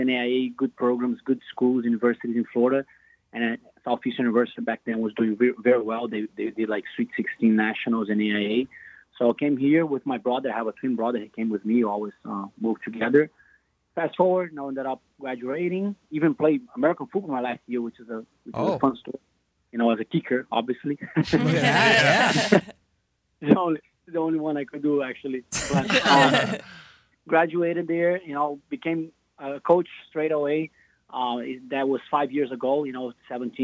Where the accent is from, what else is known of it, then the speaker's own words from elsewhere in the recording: Rio de Janeiro, Brazil; moved away as an adult; now in United States; I'm from Rio de Janeiro, Brazil